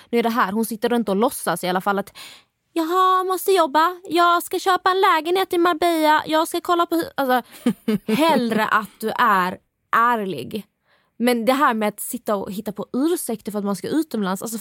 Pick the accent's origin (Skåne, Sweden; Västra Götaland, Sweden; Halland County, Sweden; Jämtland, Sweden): Skåne, Sweden; accent: Scanian; now in Stockholm, Sweden; Ända sen jag flyttade till Stockholm så har folk påpekat hur jag pratar. Och de säger att jag ändrar min dialekt och jag pratar inte skånska längre och jag pratar, jag försöker prata stockholmska